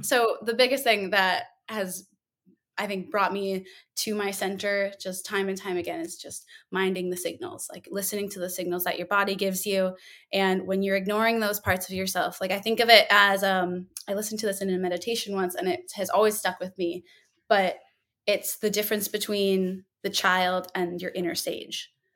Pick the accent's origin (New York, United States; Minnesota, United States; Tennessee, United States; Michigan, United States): Minnesota, United States; moved away as an adult; also born or lived in Duluth, Minnesota; now in New Orleans, United States; I'm from Minnesota, uh, born and raised